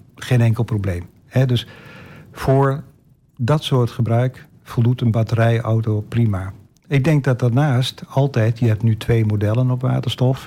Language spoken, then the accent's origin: Dutch; Netherlands; als Nederlander